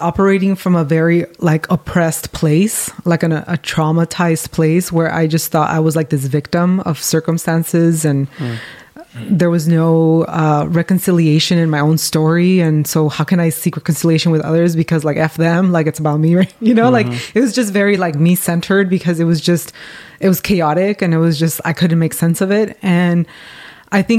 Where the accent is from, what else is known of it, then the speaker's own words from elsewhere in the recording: Mexico; now in United States; I grew up in Mexico, and the majority of the time I've been in the U.S. now, but I speak two languages